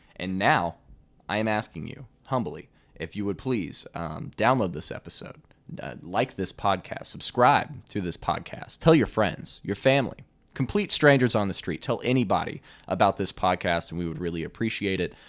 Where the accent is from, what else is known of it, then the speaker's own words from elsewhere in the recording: Henderson, Kentucky, United States; the University of Evansville is actually just directly north of my hometown of Henderson